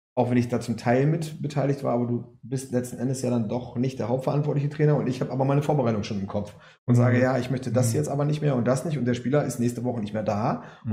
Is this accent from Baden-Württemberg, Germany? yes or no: no; Cuxhaven, Lower Saxony, Germany; ich komme aus Cuxhaven